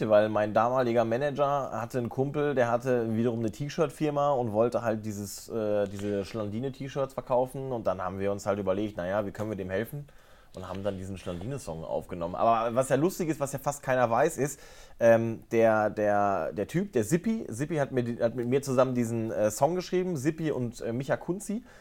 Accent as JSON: {"language": "German", "region": "North Rhine-Westphalia", "country": "Germany", "tie": "born or raised there", "said": "Ruhrgebiet ins Badische gezogen bin. Ich habe 18 Jahre bei dem einen Verein gespielt, äh, TUS Introp in meiner Heimat, wo mein Papa äh, heute noch Vorsitzender ist."}